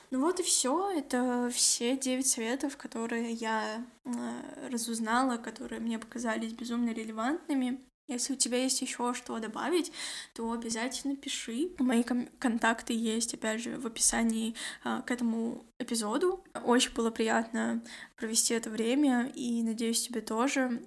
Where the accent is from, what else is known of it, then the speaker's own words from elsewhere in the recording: Kazakhstan; я из Казахстана